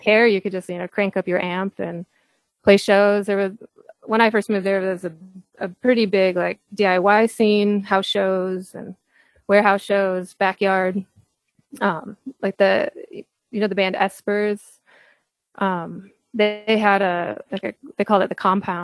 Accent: Michigan, United States; moved away as an adult; also born or lived in Pennsylvania; I'm from Michigan. My family's here

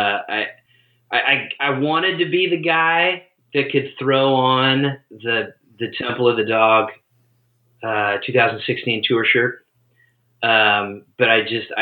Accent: Seattle, Washington, United States; moved away; also born or lived in Boise, Idaho; Born and raised in Seattle.

